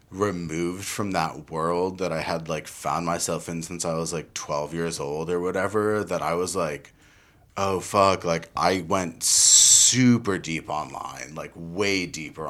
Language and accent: English; Summit, New Jersey, United States; Summit High School in New Jersey. I grew up in New Jersey